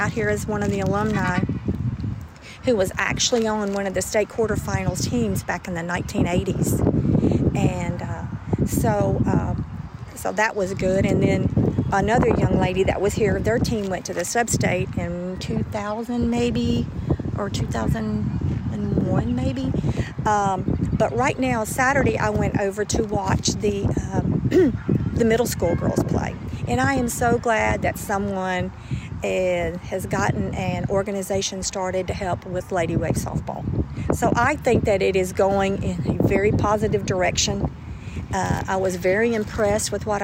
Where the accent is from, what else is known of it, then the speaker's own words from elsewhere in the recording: Gallatin, Tennessee, United States; my hometown, where I played and loved to play